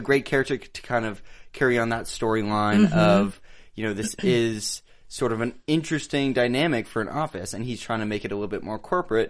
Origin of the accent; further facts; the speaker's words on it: Bay Area, California, United States; now in Los Angeles, United States; We have a little NorCal pride right mm-hmm. now. I'm not from Silicon Valley, but pretty close.